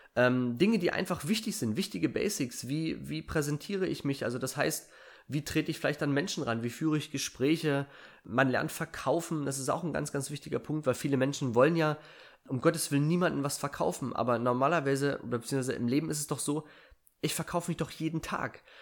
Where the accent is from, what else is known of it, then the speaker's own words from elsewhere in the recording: Germany; Ich bin auf einem 880 Einwohnerdorf groß geworden. Ich bin also ein Kind der DDR